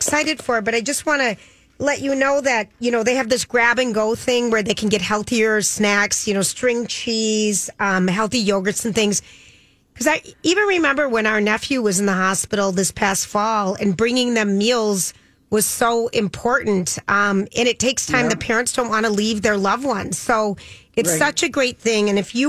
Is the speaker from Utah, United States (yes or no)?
no; Forest Lake, Minnesota, United States; I'm from Forest Lake, and I really love everybody, and I love the show.